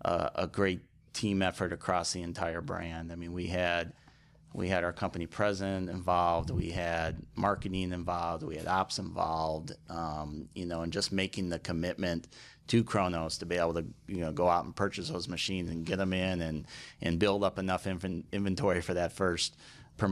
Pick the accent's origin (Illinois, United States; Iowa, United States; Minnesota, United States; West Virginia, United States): Illinois, United States; Chicago; Yep. I grew up in Chicago and ended up at Bradley University down in Peoria, Illinois.